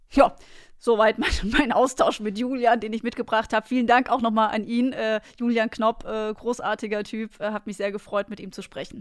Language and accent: German; Münstertal, Baden-Württemberg, Germany; moved away; mein Dorf äh, heißt Tal. Es ist nämlich das Münstertal. Ich komme aus dem Schwarzwald